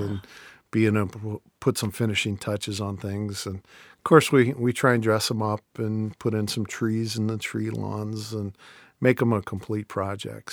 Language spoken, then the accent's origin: English; Canton, Ohio, United States; Canton's a great place to do it 'cause it's my hometown